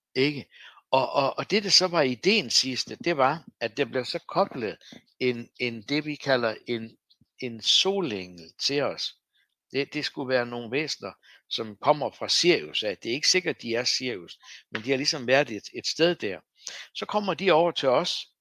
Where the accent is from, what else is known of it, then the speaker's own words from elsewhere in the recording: Læsø, North Denmark Region, Denmark; Jeg voksede op på Læsø